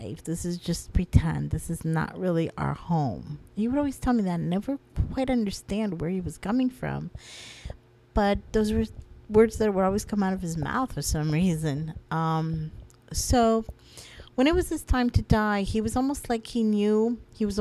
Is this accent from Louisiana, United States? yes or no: no; Florida, United States; I'm not even from Pennsylvania. I'm from Florida.